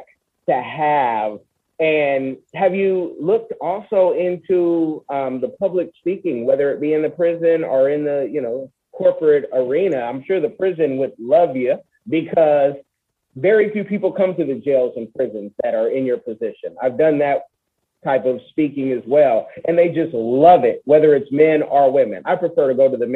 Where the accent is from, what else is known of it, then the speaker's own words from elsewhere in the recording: Oakland, California, United States; I'm from Oconda